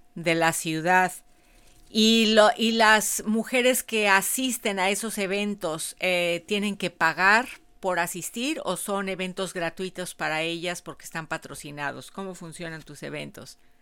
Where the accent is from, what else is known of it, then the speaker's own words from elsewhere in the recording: Mexico City, Mexico; Miriam es como yo, las dos somos de la Ciudad de México